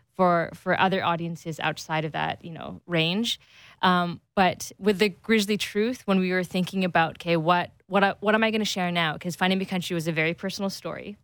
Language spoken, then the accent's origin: English; Canada; second generation Canadian kid